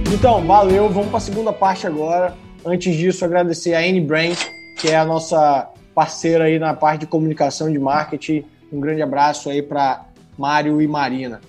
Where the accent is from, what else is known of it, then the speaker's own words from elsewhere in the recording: Bahia, Brazil; moved away; also born or lived in Espírito Santo; Eu sou baiano